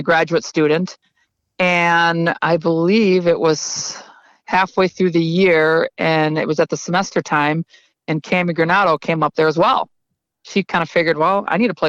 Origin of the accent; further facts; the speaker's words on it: River Falls, Wisconsin, United States; just coming from little town River Falls, Wisconsin